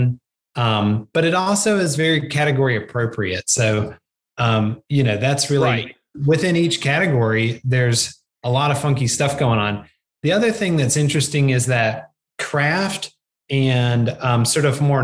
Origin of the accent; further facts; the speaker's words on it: the South, United States; I'm from the South